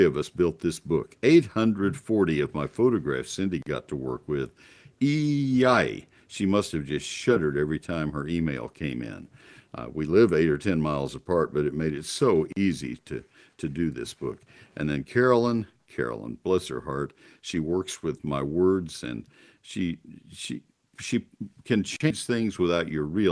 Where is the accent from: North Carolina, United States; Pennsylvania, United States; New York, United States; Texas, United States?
Texas, United States; College Station; now in McKinney, United States; College Station Bryan, that's my hometown where I grew up